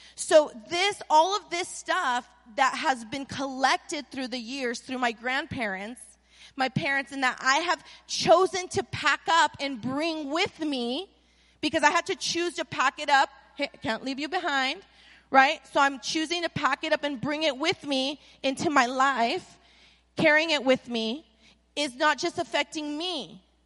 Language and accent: English; Anaheim, California, United States; now in Las Vegas, United States; I was born in Anaheim